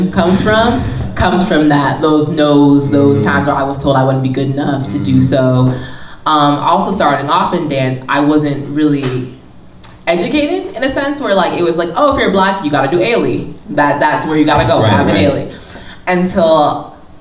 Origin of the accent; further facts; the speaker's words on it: New Jersey, United States; moved away as an adult; also born or lived in Philadelphia; I grew up 20 minutes outside of Harlem in North Jersey